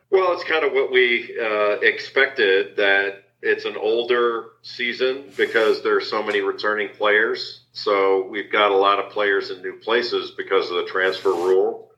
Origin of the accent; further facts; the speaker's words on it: Los Angeles, California, United States; I grew up in Los Angeles